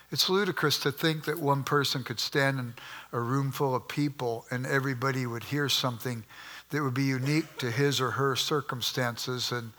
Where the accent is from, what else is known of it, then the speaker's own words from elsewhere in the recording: Los Angeles, California, United States; moved away as an adult; now in Midwest, United States; I grew up in South Central Los Angeles, and we were sort of poor